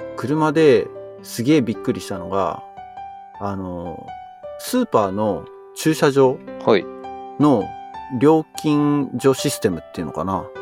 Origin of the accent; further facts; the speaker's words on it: Japan; moved away as an adult; now in Silicon Valley, United States; 自分の生まれ育った国に帰ってる